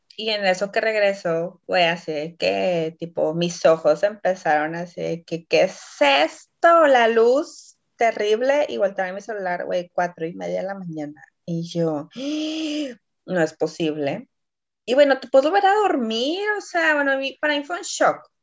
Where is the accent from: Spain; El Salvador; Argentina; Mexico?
Mexico; now in Poland; como buena mexicana